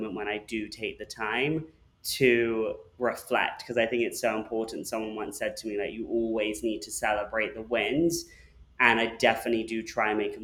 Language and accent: English; London, United Kingdom; moved away as an adult; now in Los Angeles, United States; I grew up in London